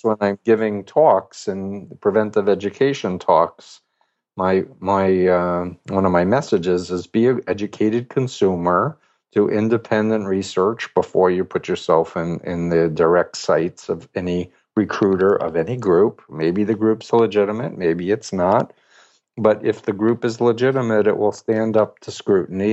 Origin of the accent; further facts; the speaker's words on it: New York City, New York, United States; I'm from Flushing, Queens, New York